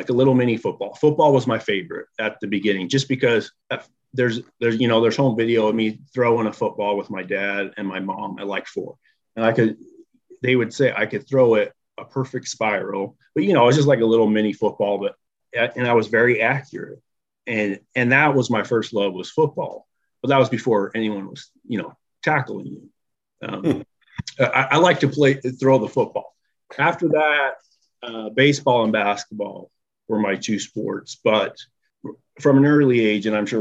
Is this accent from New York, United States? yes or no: no; Orem, Utah, United States; also born or lived in Provo, Utah; I was born in Provo and lived in Orem.